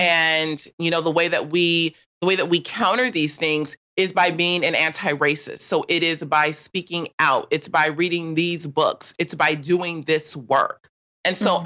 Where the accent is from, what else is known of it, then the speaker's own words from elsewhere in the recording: Los Angeles, California, United States; I grew up in South